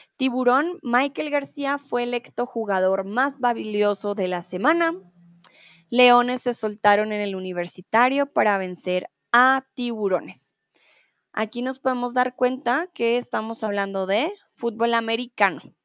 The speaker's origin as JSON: {"language": "Spanish", "country": "Colombia", "said": "yo soy de Colombia, no soy de Venezuela"}